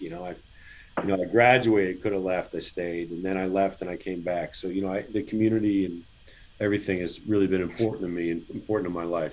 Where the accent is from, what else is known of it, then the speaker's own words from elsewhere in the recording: Virginia, United States; I'm I'm an in-state kid